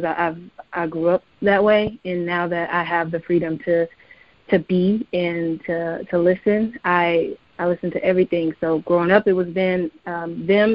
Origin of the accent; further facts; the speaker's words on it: Portland, Oregon, United States; I grew up in Northeast Portland.